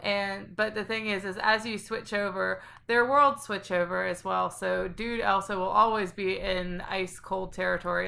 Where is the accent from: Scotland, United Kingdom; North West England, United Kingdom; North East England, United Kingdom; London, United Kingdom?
Scotland, United Kingdom; I'm from Scotland